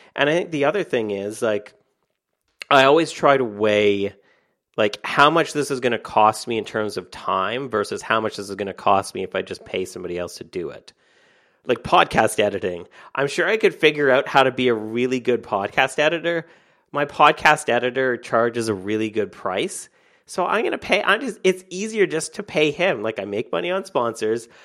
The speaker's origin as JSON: {"language": "English", "country": "Canada", "said": "I'm Canadian"}